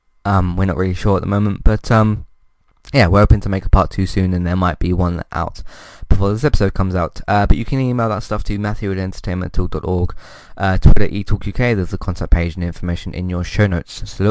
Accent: United Kingdom; I mean, as a British person myself, obviously I connect to it even more as well

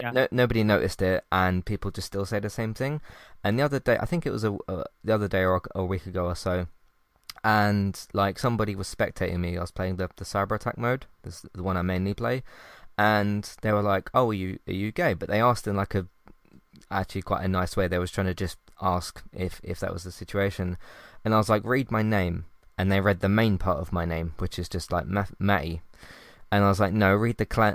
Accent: United Kingdom; I'm from the UK

